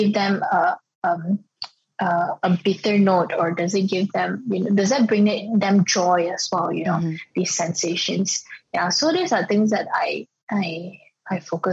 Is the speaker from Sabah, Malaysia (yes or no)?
no; Ipoh, Perak, Malaysia; moved away as an adult; also born or lived in France; I was from Ipoh, and then I was trained in France